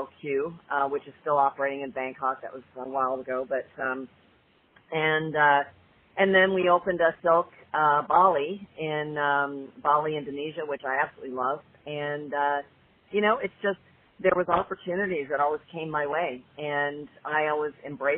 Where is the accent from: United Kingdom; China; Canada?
Canada; moved away as an adult; also born or lived in Toronto; now in United States; I'm originally from Canada